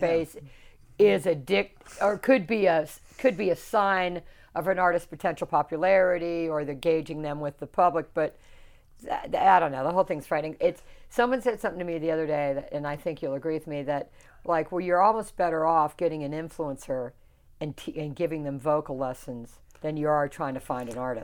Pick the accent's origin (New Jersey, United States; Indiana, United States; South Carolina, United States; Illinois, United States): South Carolina, United States; moved away; I grew up in South Carolina.